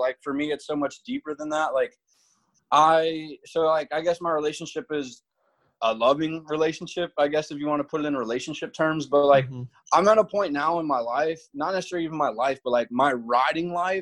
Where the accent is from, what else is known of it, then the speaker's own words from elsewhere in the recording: Virginia Beach, Virginia, United States; moved away as an adult; now in Yuma, United States; Virginia Beach, Virginia is my hometown